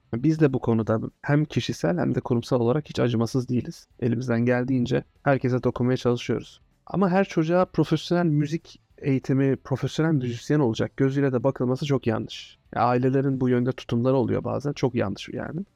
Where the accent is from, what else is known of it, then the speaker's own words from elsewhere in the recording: Ankara, Turkey; also born or lived in Antalya / London; Neredeyse 30 yıllık doğma büyüme Ankaralıyım